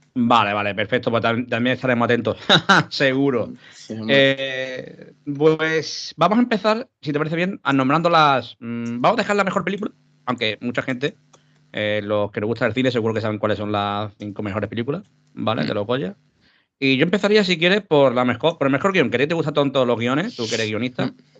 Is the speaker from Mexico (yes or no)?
no; Málaga, Andalusia, Spain; yo que soy de Málaga